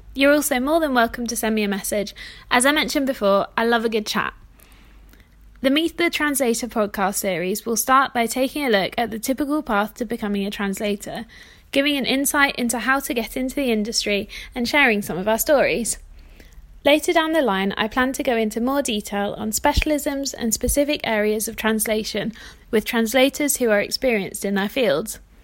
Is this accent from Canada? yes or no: no; South of England, United Kingdom; now in Manchester, United Kingdom; I'm British. I'm based in Manchester in the north of England, but I actually grew up in the south